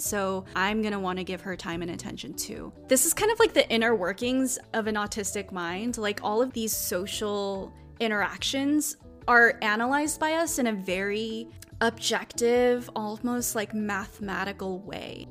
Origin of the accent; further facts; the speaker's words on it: United States; as an Asian American woman